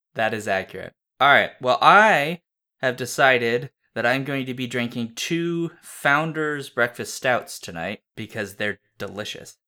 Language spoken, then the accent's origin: English; United States; I'm American